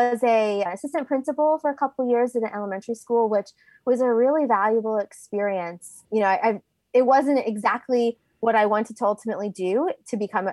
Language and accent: English; Pennsylvania, United States; moved away as an adult; also born or lived in West Virginia / Virginia; I grew up in Pennsylvania